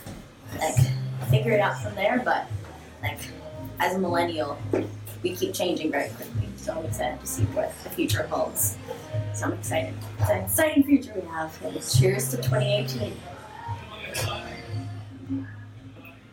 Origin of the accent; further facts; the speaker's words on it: New York City, New York, United States; moved away as an adult; also born or lived in Ohio; now in California, United States; my hometown, New York City